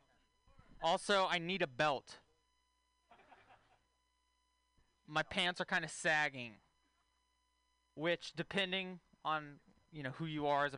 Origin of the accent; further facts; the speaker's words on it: Texas, United States; moved away; I'm from Texas originally.